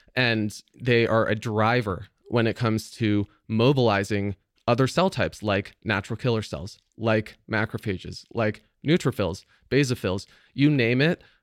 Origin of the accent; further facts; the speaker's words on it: San Francisco Bay Area, California, United States; I grew up here in the San Francisco Bay Area